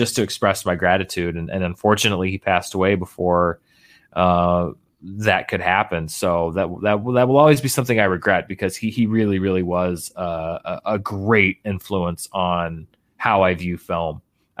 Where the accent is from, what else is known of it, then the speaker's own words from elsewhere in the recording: Little Rock, Arkansas, United States; Now there are two or three theaters where I grew up in Little Rock that have, you know, screens that will run films like that.